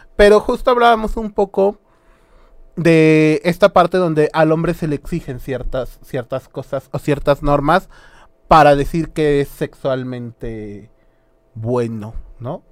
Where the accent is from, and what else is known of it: Mexico